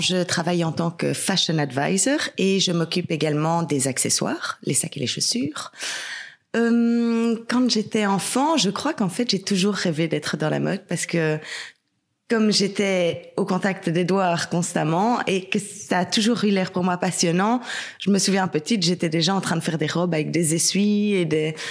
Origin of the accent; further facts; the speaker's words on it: Belgium; also born or lived in England; je suis belge